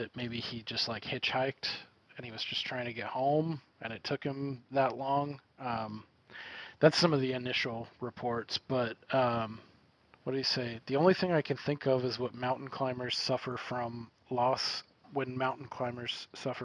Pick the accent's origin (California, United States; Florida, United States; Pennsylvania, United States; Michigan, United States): California, United States; Northern; I'm from Northern California.